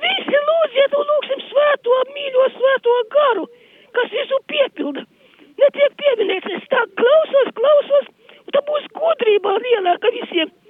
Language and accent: Latvian; Latgale, Latvia; sakot, ko es gribu teikt, es esmu nākus no Latgales